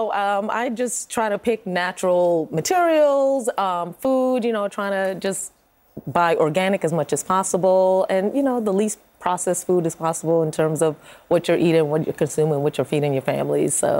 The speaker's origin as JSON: {"language": "English", "region": "New York", "country": "United States", "tie": "born or raised there", "also_born_or_lived": "Trinidad", "moved": "as an adult", "lives_now": "Atlanta, United States", "said": "And I was born and raised in New York, but my mom has always talked about growing up in Jamaica and, you know, how they lived off the land and all of that. And I had an opportunity to live in Trinidad for a couple of years."}